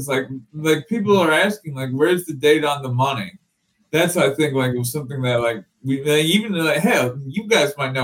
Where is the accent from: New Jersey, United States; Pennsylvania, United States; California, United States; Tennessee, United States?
New Jersey, United States; near Highland Park; Highland Park is near my hometown